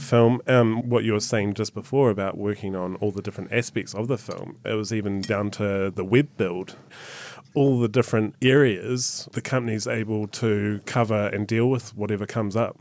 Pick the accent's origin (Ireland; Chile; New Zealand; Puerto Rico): New Zealand; being a New Zealander